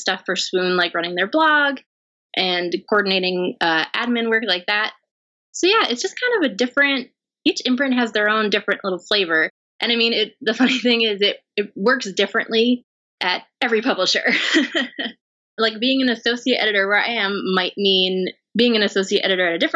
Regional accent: near Poughkeepsie, upstate New York, United States; now in New York City, United States; I did grow up in upstate New York, just north of it, near the Poughkeepsie area

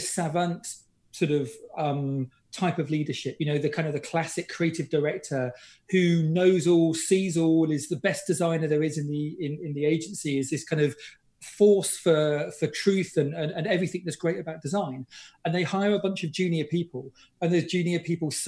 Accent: British / Englishman, England, United Kingdom; I'm British

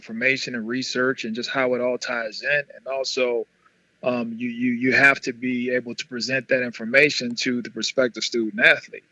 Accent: New Orleans, Louisiana, United States; growing up as a little boy, man, in Holly Grove, Holly Grove in New Orleans.

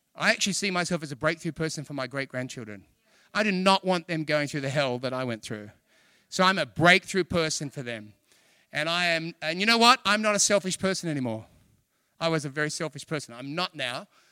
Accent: Australia; I'm from Australia.

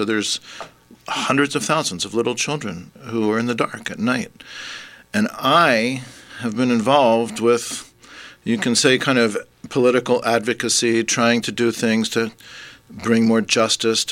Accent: Vancouver, British Columbia, Canada; moved away as an adult; now in Hamilton, Canada; I'm actually from Vancouver

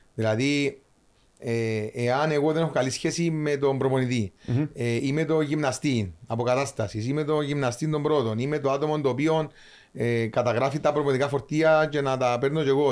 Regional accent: Cyprus; moved away; also born or lived in Larnaca; Είμαι λεμεσανοπαφίτης

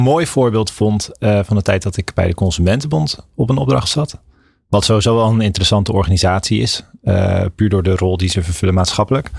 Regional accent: Maasland, South Holland, Netherlands; moved away as an adult; also born or lived in Kampen / Amsterdam; ik ben opgegroeid in Maasland. Dat, dat ligt eh, tussen Rotterdam en Hoek van Holland in, eh, mhm. in, Zuid-Holland

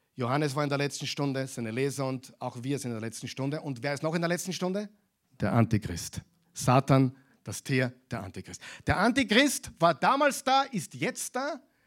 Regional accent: Austria; bei uns in Europa, in Österreich.

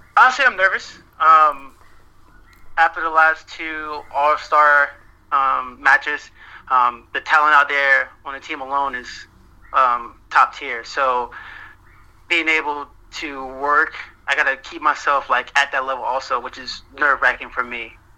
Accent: St. Petersburg, Florida, United States; moved away; I'm originally from St. Petersburg, Florida

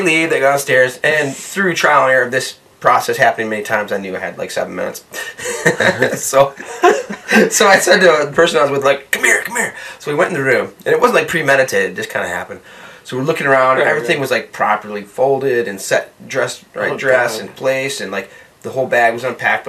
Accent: United States; I'm the only American there

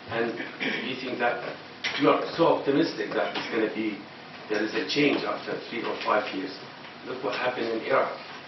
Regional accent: Bahrain; I'm originally from Bahrain. It's Bahrain, but I'm born here.

